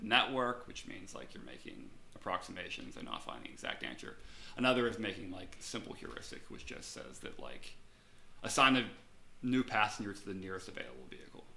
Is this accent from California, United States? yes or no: no; Pittsburgh, Pennsylvania, United States; moved away; I'm from Pittsburgh originally